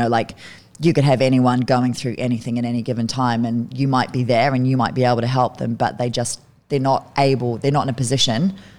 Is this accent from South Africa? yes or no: no; Kerikeri, Northland, New Zealand; also born or lived in United Kingdom; I grew up in New Zealand. Yep. Yeah, yeah. I moved to New Zealand from the UK when I was 10. So I went to military school until I was 10. And then I moved to New Zealand after that because our only family was in New Zealand.